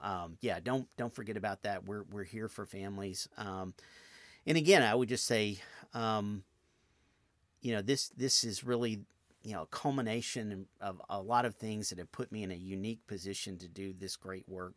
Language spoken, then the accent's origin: English; outside Nashville, Tennessee, United States; now in Memphis, United States; I grew up outside Nashville in nineteen seventy-eight